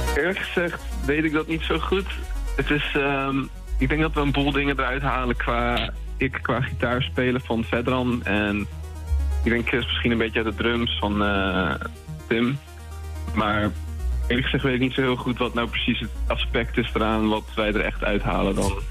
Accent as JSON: {"language": "Dutch", "town": "Lelystad", "region": "Flevoland", "country": "Netherlands", "also_born_or_lived": "Leeuwarden", "moved": "yes", "said": "we komen niet allemaal origineel uit Leeuwarden. Ik kom eigenlijk uit Lelystad"}